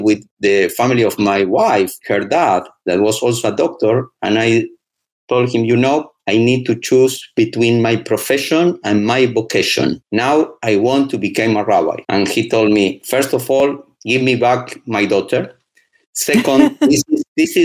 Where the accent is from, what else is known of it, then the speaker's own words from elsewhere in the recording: Buenos Aires, Argentina; moved away as an adult; I come from Argentina, from Buenos Aires